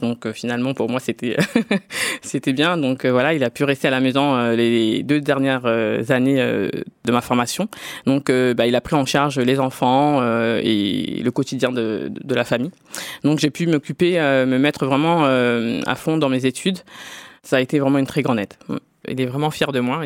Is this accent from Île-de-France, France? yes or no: yes; Drancy, Île-de-France, France; je suis né en France, je suis né à Drancy dans le 93, j'ai fait toutes mes études ici, j'ai travaillé ici